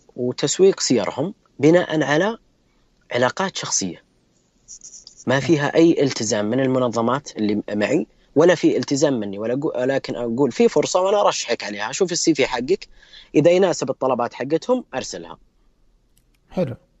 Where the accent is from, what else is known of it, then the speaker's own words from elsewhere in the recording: Saudi Arabia; أنا كمستخدم سعودي